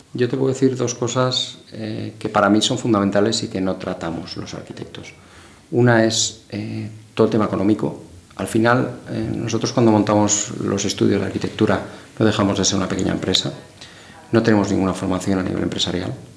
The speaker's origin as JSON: {"language": "Spanish", "town": "Madrid", "region": "Community of Madrid", "country": "Spain", "moved": "as an adult", "said": "yo me fui fuera de Madrid a estudiar"}